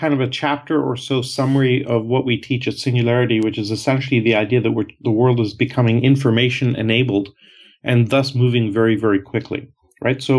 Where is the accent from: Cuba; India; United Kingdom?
India; moved away; also born or lived in Canada / Europe; And I'm Canadian, and I grew up originally from India.